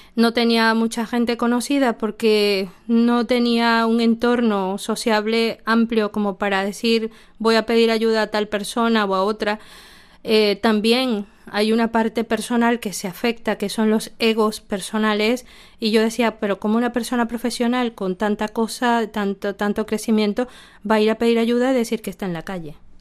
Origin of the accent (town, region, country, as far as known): Venezuela; moved away as an adult